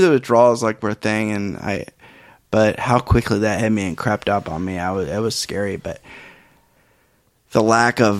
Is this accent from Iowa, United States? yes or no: yes; Iowa, United States; people from Iowa, we don't really get a lot of people with accents